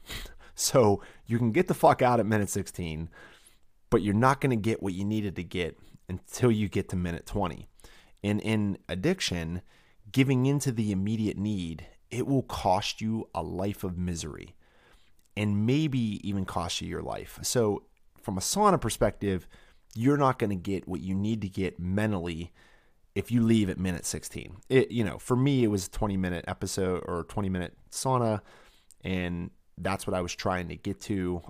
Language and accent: English; Pittsburgh, Pennsylvania, United States; A beautiful tour around Three Rivers in Pittsburgh, my hometown, the temple of my sacred ground